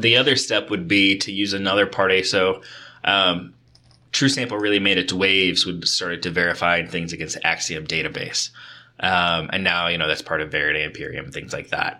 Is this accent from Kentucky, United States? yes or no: yes; Kentucky, United States; both of us growing up in Kentucky